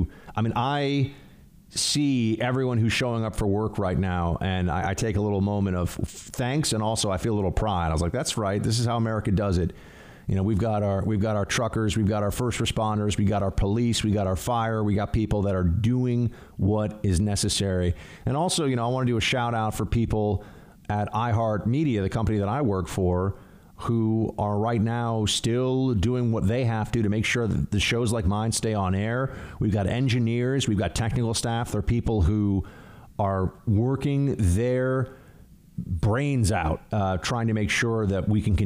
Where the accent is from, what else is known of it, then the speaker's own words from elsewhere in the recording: Pennsylvania, United States; I'm from Western PA, and so far everyone is acting like it's business as usual